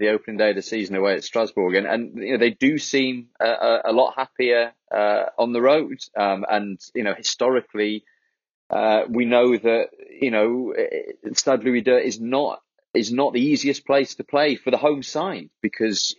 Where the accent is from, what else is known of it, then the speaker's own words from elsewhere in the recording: Wales, United Kingdom; as a Welshman, as a Wales fan